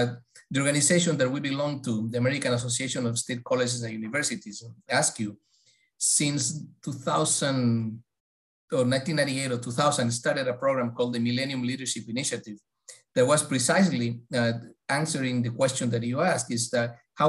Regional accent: Ecuador; born there; I was born in Ecuador.

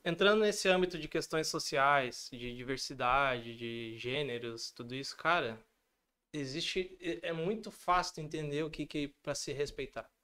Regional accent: Rio Grande do Sul, Brazil; accent: gaúcho; eu ainda tenho um sotaque muito forte gaúcho, apesar de eu achar que não muito, mas eu tenho

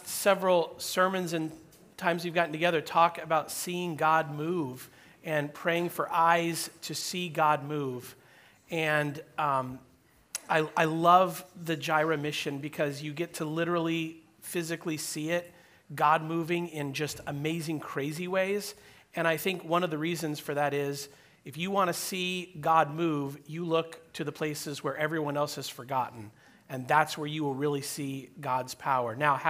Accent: United States; as American believers, as your sons and daughters in this culture.

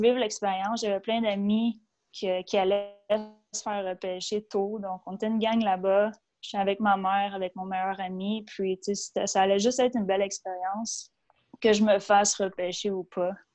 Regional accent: Boisbriand, Quebec, Canada; j'ai grandi à Boisbriand, sur la rive nord. Donc, à quatre ans, on est déménagé

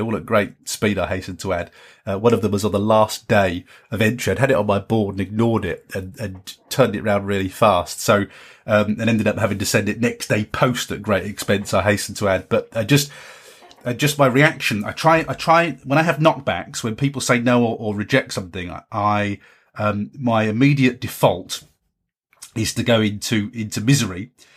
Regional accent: Carlisle, North West England, United Kingdom; in Carlisle, in my hometown

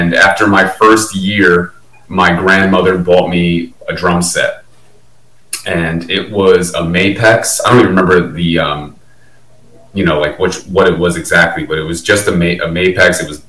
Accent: Old Bridge, New Jersey, United States; Well, I was born in New Brunswick, New Jersey, and I grew up in Old Bridge, New Jersey. It's about 40 minutes outside of New York City, 45 minutes outside of New York City.

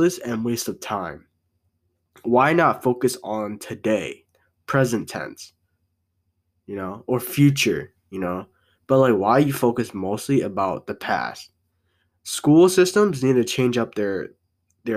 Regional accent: United States; I was born here in America

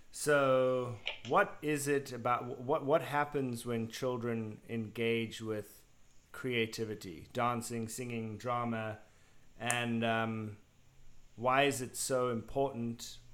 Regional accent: South Africa

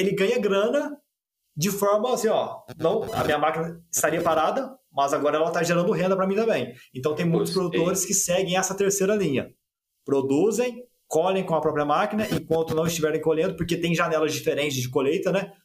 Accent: Guaxupé, Minas Gerais, Brazil; moved away as an adult; now in Uberlândia, Brazil; eu venho lá de Gochupé, na verdade Santa Cruz da Prata, que é um distrito pertinho de Gochupé, no sul de Minas Gerais, com 3 mil habitantes

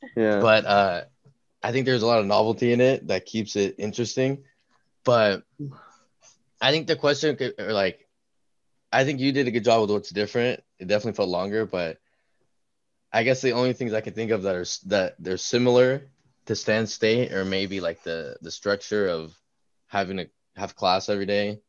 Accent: Turlock, California, United States; I'm from Turlock

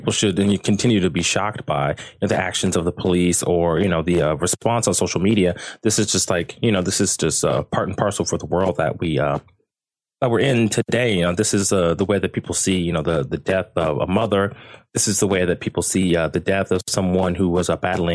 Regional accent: United States; now in Sydney, Australia; I am American

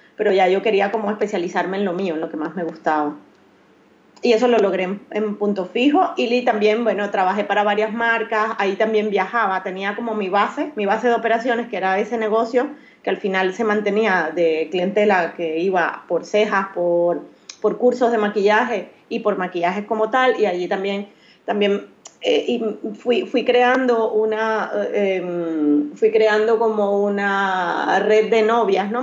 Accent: Maracaibo, Zulia, Venezuela; moved away as an adult; also born or lived in Curaçao; now in Barcelona, Spain; Soy maracucha, soy de Maracaibo

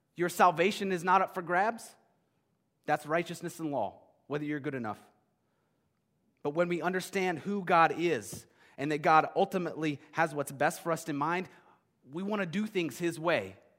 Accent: United States; As modern American Christians

